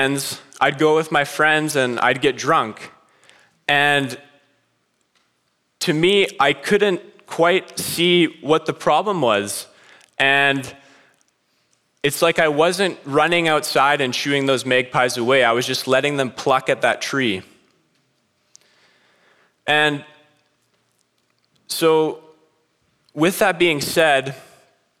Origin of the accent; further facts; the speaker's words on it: British Columbia, Canada; moved away as an adult; I'm from BC, we got nice mountains, and it's far away from here